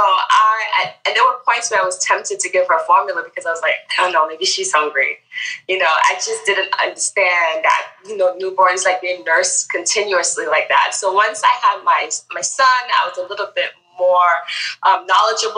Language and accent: English; Grenada; moved away as an adult; now in United States; I'm actually from the Caribbean. So I was born and raised in Grenada and I came here for college.